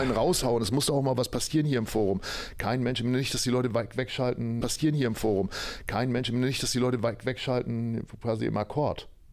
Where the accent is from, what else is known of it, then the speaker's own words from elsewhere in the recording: Oldenburg, Lower Saxony, Germany; gebürtiger Oldenburger